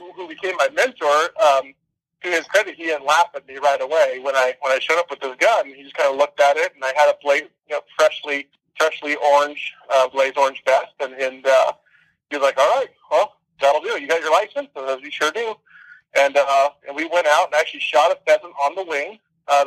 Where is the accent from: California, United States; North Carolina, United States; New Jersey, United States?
California, United States; Santa Cruz; also born or lived in Los Angeles; I grew up in Santa Cruz and the surrounding areas